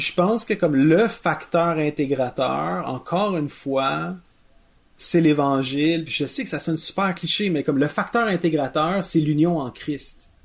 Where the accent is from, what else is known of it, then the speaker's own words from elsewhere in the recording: Quebec, Canada; on est passé de Canadien-Français à Québécois